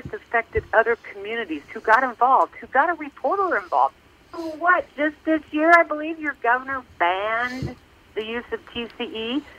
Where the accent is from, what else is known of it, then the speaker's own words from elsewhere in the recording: Lawrence, Kansas, United States; I'm just born and raised in Lawrence, Kansas, so I thought, oh, my gosh, here we go with another slang word.